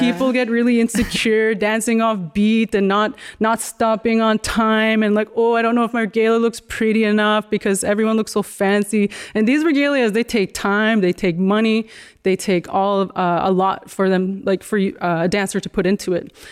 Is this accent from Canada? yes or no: yes; Dakota Tipi First Nation, Manitoba, Canada; now in Toronto, Canada; we grew up in Dakota Tepe